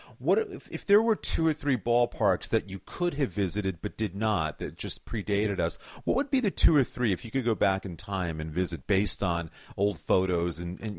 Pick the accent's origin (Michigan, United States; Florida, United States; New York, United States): New York, United States; I grew up in New York